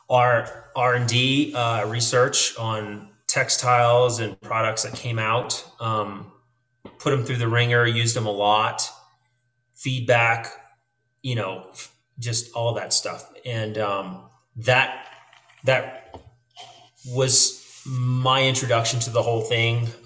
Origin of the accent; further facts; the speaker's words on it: New Orleans, Louisiana, United States; moved away as an adult; also born or lived in San Antonio; now in Bozeman, United States; I, I, lived in San Antonio uh, after Hurricane Katrina. I'm originally from New Orleans. Lost everything in Katrina, moved to San Antonio, whole nother life there, right?